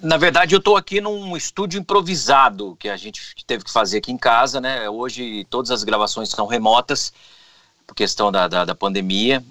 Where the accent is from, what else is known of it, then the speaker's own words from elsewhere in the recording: Auriflama, São Paulo, Brazil; now in Americana, Brazil; lá na minha cidade, Auriflama